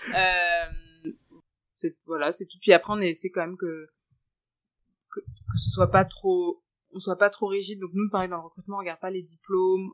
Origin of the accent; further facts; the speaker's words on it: France; now in Shanghai, China; je suis française et d'origine indienne